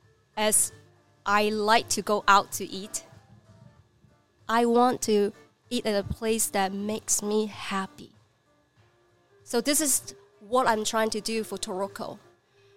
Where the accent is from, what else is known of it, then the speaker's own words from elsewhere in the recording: Guangzhou, Guangdong, China; English is a second language; moved away as an adult; now in Redding, United States; I'm just a person that who lives in China for 32 years. I mean, I born and raised in China.